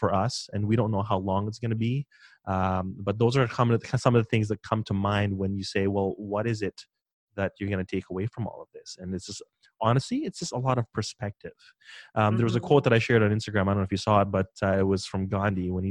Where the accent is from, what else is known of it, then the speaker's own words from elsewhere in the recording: Philippines; moved away; I'm from the Philippines